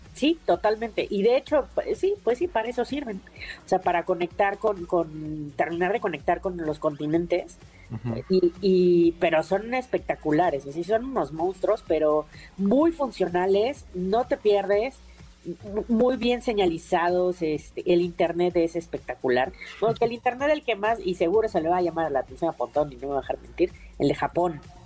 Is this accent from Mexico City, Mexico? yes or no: yes; Mexico City, Mexico; nosotros como chilangos